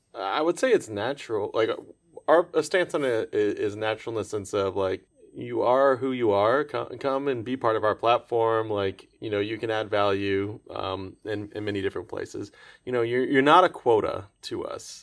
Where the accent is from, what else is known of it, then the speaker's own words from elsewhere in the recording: Orlando, Florida, United States; growing up in Orlando, Florida area